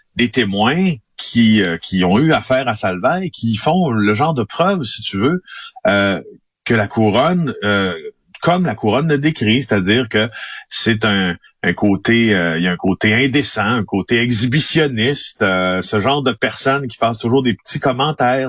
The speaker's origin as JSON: {"language": "French", "town": "Ville-Marie", "region": "Quebec", "country": "Canada", "tie": "born or raised there", "said": "je suis né en Abitibi-Témiscamingue, dans un petit village qui s'appelle Ville-Marie, de 3000 personnes"}